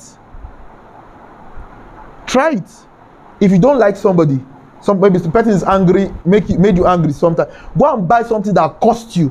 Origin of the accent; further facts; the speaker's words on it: Kano, Kano State, Nigeria; I grew up in Kano, by the way. I was born there and I grew up there.